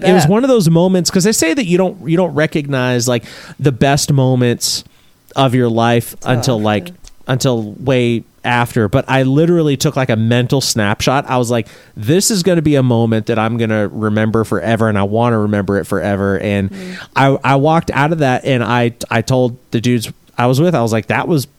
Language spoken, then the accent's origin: English; Florida, United States; who I grew up with in Florida